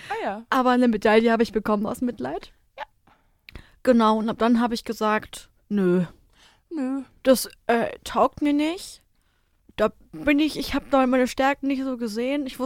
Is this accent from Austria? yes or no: yes; Austria; ich bin Österreicherin, ja, das Kind, das muss Skifahren, ist ja sonst richtig peinlich.